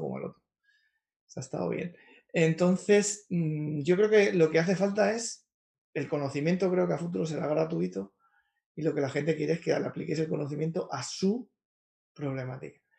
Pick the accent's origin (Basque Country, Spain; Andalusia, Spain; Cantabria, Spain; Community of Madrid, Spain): Community of Madrid, Spain; Madrid; Sí, yo soy de Carabanchel, de Madrid, que no es el mejor barrio de Madrid, tampoco es el peor, un barrio normal, es un barrio obrero